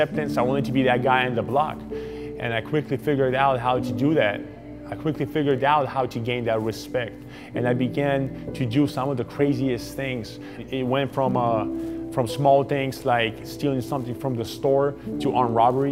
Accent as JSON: {"language": "English", "region": "Southern California", "country": "United States", "tie": "born or raised there", "also_born_or_lived": "Ukraine", "said": "I grew up in Southern California"}